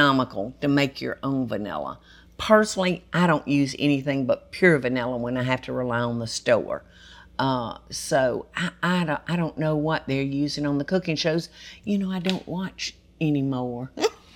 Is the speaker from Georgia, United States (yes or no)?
yes; Georgia, United States; I've spent 72 years in this state, y'all, which is my whole life